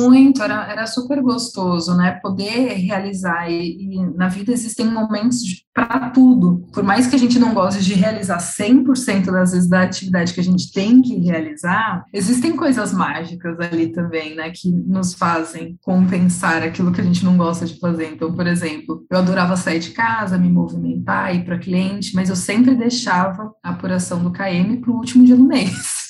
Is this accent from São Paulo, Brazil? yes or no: yes; São Paulo, Brazil; eu sou daqui de São Paulo